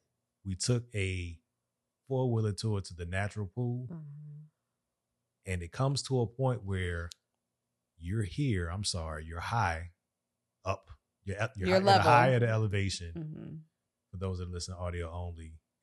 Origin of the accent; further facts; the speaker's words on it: Jamaica; I'm from Yard.